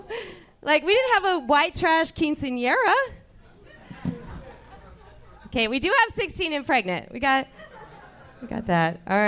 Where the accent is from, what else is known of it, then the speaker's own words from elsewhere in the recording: Missouri, United States; moved away as an adult; now in Los Angeles, United States; Growing up in Missouri